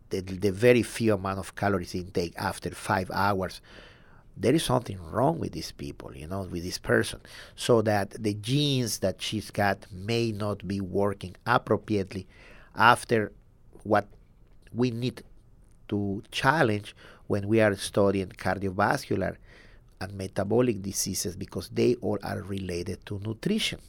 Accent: southern Mexico, Mexico; now in San Antonio, United States; I'm from Mexico, the south of Mexico.

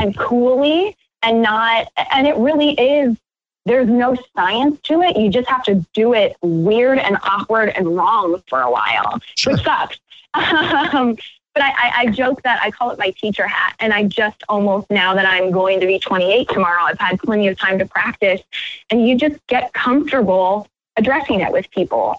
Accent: Iowa, United States; my home state in Iowa

